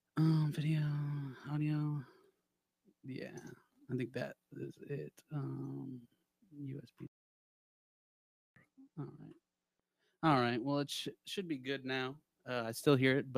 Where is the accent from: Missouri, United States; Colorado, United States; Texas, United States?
Texas, United States; Houston; I'm Houston, Texas.